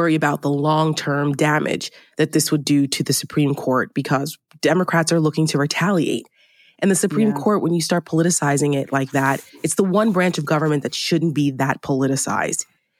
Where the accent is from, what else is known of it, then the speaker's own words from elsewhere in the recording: New Jersey, United States; I grew up in New Jersey, right outside New York City. So I grew up with Donald Trump being a buffoon on the, you know, front page of the tabloids.